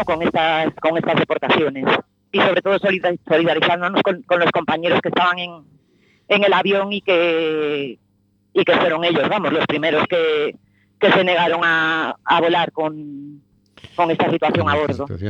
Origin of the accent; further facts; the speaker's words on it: A Coruña, Galicia, Spain; soy de Coruña